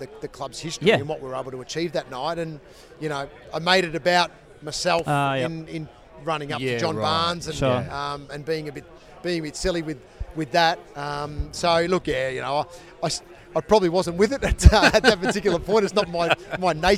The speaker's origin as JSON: {"language": "English", "town": "Hoppers Crossing", "region": "Victoria", "country": "Australia", "tie": "born or raised there", "said": "I grew up in Hoppers Crossing"}